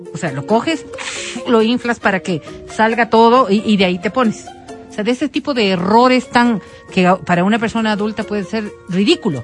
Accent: Colombia; yo como colombiana

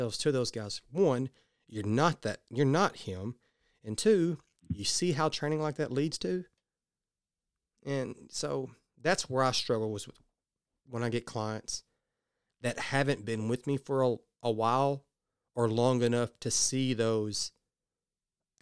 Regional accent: the South, United States; I'm from the South

